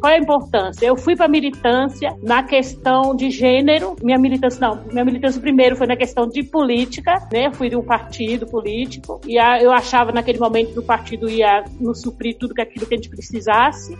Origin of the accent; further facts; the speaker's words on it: Salvador, Bahia, Brazil; Eu sou nascida em Salvador, em 1957